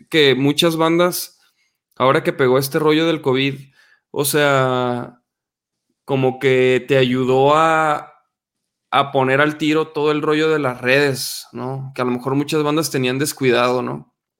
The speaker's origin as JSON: {"language": "Spanish", "region": "Chihuahua", "country": "Mexico", "moved": "as an adult", "lives_now": "Guadalajara, Mexico", "said": "Yo soy de Chihuahua, yo soy del norte del país precisamente y me vine acá a Guadalajara este, hace como casi 14 años"}